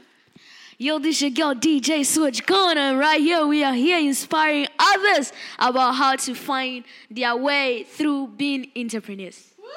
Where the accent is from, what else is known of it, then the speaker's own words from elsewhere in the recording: Los Angeles, California, United States; I'm also from South Central, Pico Union